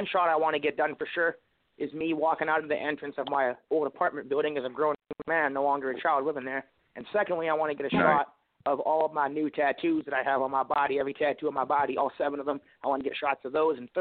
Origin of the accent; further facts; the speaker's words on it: Vancouver, British Columbia, Canada; As I am from East Van, I got East Van tatted on my chest, as I will always be from there